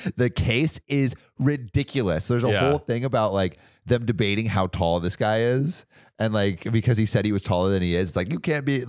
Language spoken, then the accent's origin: English; California, United States; I'm from California.